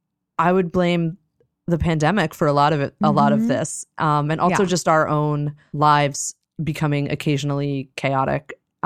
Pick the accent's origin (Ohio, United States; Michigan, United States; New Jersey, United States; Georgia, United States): New Jersey, United States; And, no, I'm from New Jersey